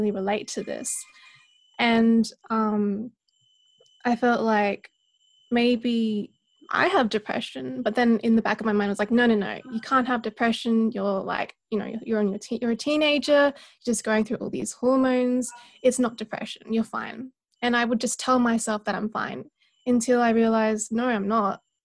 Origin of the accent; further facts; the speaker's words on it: South Australia, Australia; born and raised in South Australia in a small town just about an hour away from Adelaide